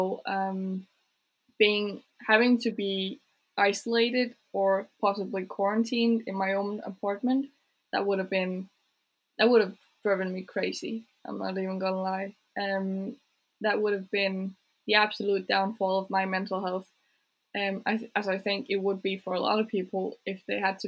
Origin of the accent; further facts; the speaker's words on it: Jutland, Denmark; My parents are from Jutland. I'm from Jutland